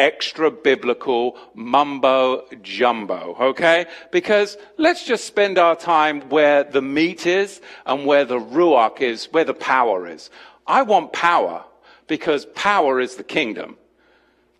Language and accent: English; United States; I'm an English American